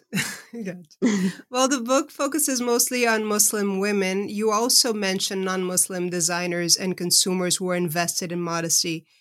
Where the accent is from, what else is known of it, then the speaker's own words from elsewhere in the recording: Brazil; moved away; I was raised in Brazil, but I've been living, uh, over half of my life, uh, outside of the country I was born